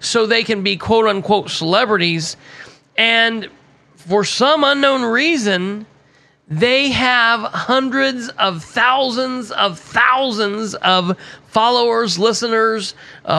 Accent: Muncie, Indiana, United States; my home state of Indiana, definitely in East Central Indiana, definitely in my city of Muncie, Indiana

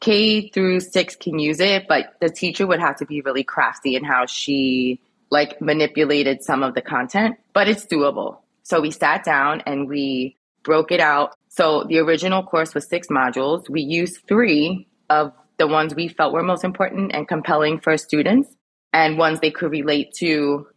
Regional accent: New York City, New York, United States; moved away as an adult; also born or lived in Brooklyn / Lower East Side, Manhattan; now in Jersey City, United States; I was raised in Queens

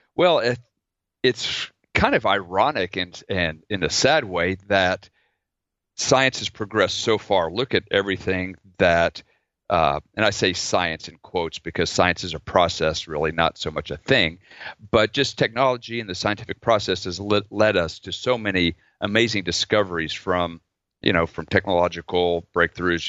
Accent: Oklahoma, United States; I grew up in Oklahoma

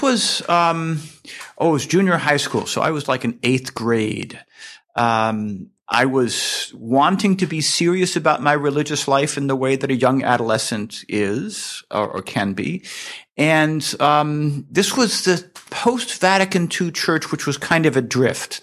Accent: Hershey, Pennsylvania, United States; my hometown of Hershey, Pennsylvania

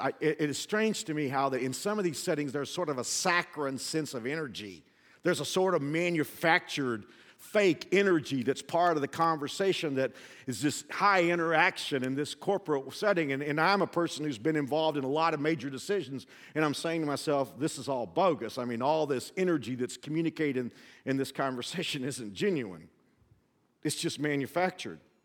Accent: the South, United States; I'm from the South

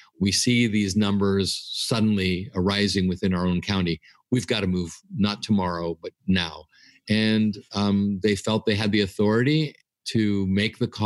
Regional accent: United States; my wife and I are Greek Americans, meaning we're born and raised in the United States, but our parents came from Greece

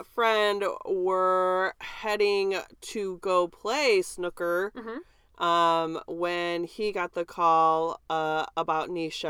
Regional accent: United States; we're from America.

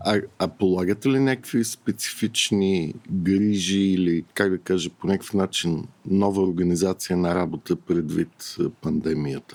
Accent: Bulgaria; аз като един българин

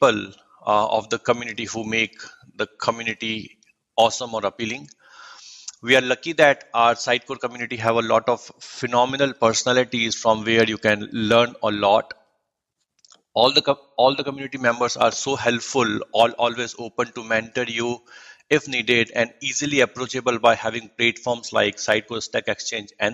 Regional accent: Jodhpur, Rajasthan, India; moved away as an adult; now in United States; I'm from the Sun City of India named Jodhpur, also known as the Blue City, which belongs to the state named Rajasthan

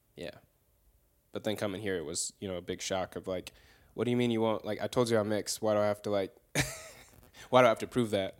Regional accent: the Bay Area, California, United States; moved away as an adult; now in North Carolina, United States; I'm from the Bay Area

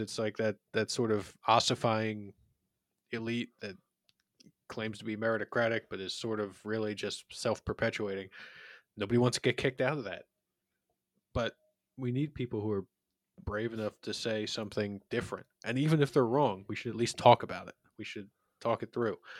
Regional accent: Philadelphia, Pennsylvania, United States; in my hometown of Philadelphia

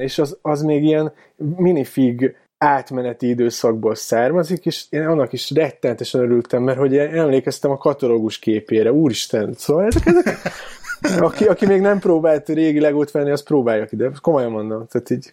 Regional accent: Keszthely, Zala, Hungary; also born or lived in Pécs; now in Budapest, Hungary; én egyébként keszthelyi vagyok

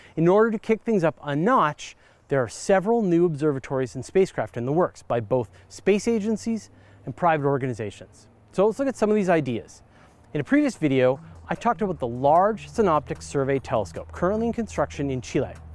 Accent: Courtenay, British Columbia, Canada; my hometown of Courtney, British Columbia

